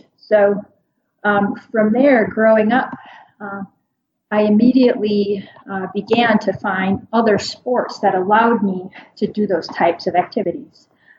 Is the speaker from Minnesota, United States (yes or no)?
yes; Minnesota, United States; So I grew up in Minnesota, like, as I said, so I'm pretty used to the kind of constant seasons, and that's very much, it's very much the opposite up there.